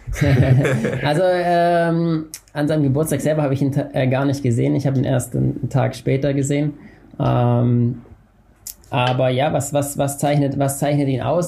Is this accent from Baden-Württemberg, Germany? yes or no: yes; Unterkirnach, Baden-Württemberg, Germany; ich komme aus dem Schwarzwald und bin beim FC Alemannia unter Kirnach damals gelaufen